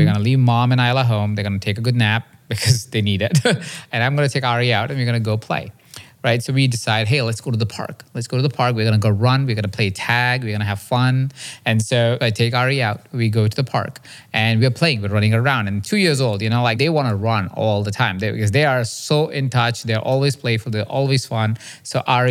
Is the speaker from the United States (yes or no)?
no; India; I grew up in India in a small town